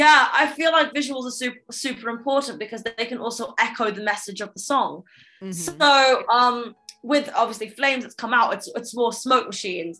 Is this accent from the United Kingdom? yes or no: yes; London, United Kingdom; growing up in London, obviously I started my music career at quite a young age